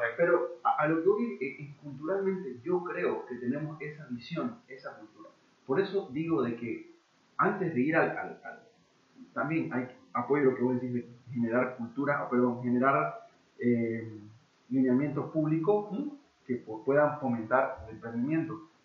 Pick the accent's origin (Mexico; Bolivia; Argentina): Bolivia; nosotros como bolivianos